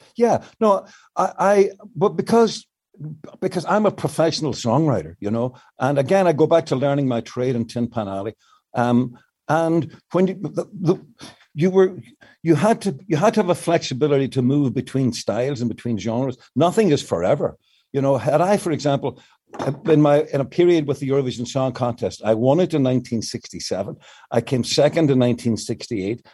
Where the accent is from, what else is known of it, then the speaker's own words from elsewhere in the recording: Northern Ireland, United Kingdom; moved away; the situation in the north of Ireland, and particularly in my hometown